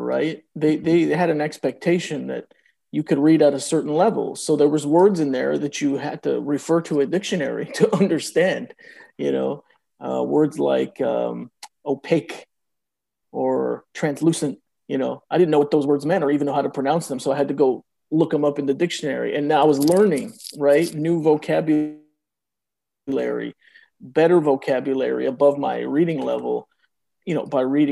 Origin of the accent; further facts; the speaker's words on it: Oakland, California, United States; first language Spanish; English is a second language; I was born in Oakland, California. I was born of two Mexican immigrants. Didn't speak any English in the house. Everything was Spanish